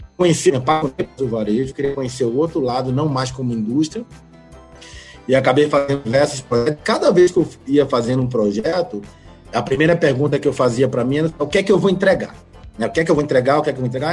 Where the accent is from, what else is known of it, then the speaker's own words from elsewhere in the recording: Santo Amaro, Bahia, Brazil; also born or lived in Salvador; sou baiano, né? Tenho 45 anos, nasci Nasci na cidade de Santo Amaro da Purificação